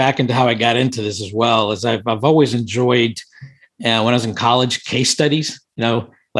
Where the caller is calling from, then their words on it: Washington, District of Columbia, United States; I'm in Washington, D.C. currently.